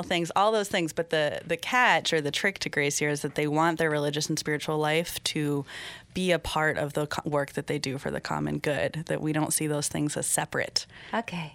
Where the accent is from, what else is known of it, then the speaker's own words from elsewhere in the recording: Seattle, Washington, United States; moved away as an adult; also born or lived in Poughkeepsie, New York / Cameroon; now in Dutchess County, United States; I grew up in Seattle, Washington, with passionate atheists who believe in freedom from religion